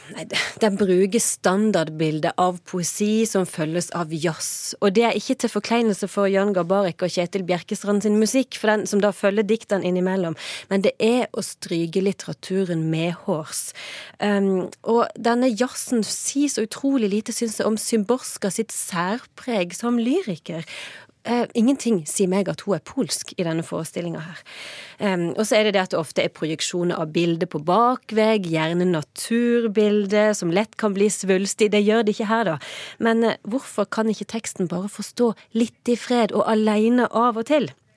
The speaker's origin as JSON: {"language": "Norwegian", "country": "Norway", "said": "som nordmann"}